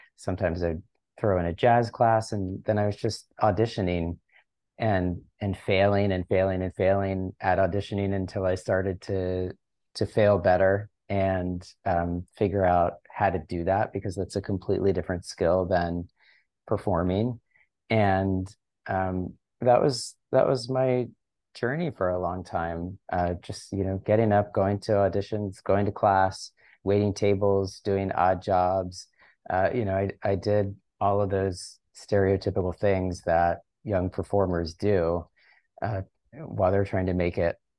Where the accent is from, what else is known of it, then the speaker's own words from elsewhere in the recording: Chesapeake Beach, Maryland, United States; moved away as an adult; also born or lived in New York; I left my hometown of Ma-, in Chesapeake Beach, Maryland, and went to, uh, to study dance in college